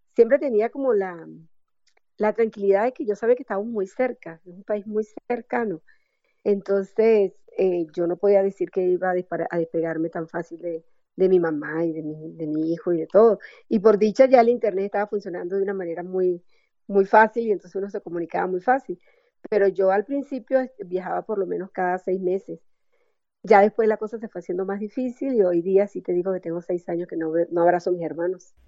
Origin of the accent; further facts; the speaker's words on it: Venezuela; moved away as an adult; now in Cartago, Costa Rica; somos como que demasiado alegres los venezolanos